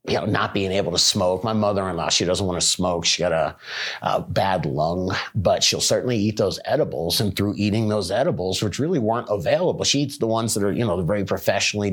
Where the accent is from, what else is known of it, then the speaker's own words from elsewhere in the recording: Florida, United States; moved away; I'm from Florida